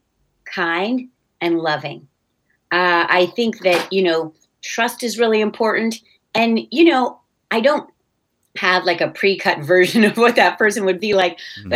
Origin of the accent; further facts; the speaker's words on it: California, United States; also born or lived in Netherlands; I was born in Holland, came to California relatively young